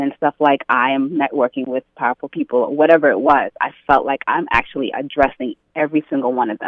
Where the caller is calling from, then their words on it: New York City, New York, United States; I'm calling from Queens.